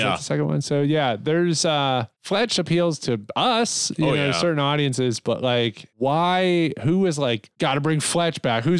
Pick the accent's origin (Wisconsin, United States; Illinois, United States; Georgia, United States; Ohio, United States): Ohio, United States; Niles; Niles, Ohio, my hometown